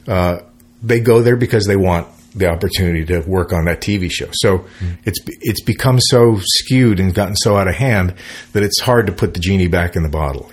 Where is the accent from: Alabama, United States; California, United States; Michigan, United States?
California, United States; San Francisco; moved away; as a musician, growing up in San Francisco, and so when I moved here in the '70s